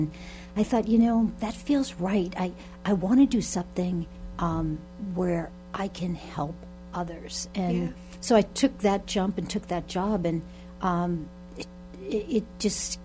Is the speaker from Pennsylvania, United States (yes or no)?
no; Arlington, Massachusetts, United States; I'm originally from Arlington, went to Arlington Catholic, and then went on to Boston College